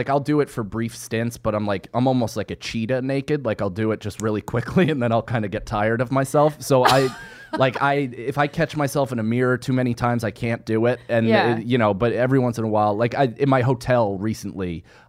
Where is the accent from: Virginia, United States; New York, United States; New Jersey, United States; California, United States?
New York, United States; Rockland County; I'm from Rockland County.